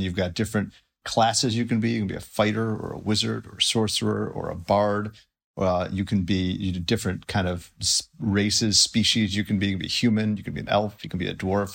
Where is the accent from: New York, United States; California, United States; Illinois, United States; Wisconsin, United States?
Illinois, United States; Highland Park; moved away; I grew up in, uh, most of my childhood in, uh, Highland Park, Illinois